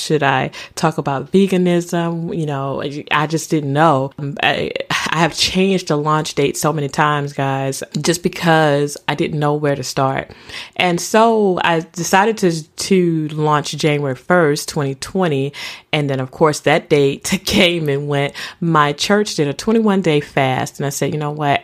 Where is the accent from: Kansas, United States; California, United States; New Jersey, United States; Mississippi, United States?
Mississippi, United States; accent: country; I'm from Mississippi. I am from the South